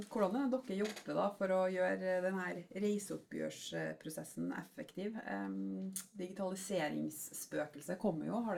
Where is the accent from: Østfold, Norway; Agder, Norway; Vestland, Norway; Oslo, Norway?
Østfold, Norway; Moss; Trondheim eller Moss, da, der vi {S2} kommer fra. {S0} vi bor